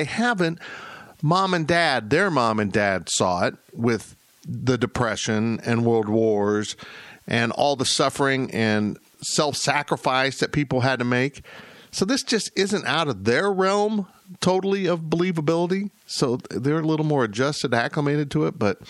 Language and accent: English; Florida, United States; born there; You know, I was born in Florida. We've got some ties to Florida and my aunt and uncle down there.